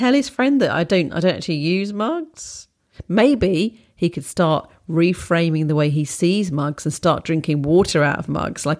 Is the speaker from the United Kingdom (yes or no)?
yes; Wales, United Kingdom; The puffin is my favourite as I grew up near Puffin Island.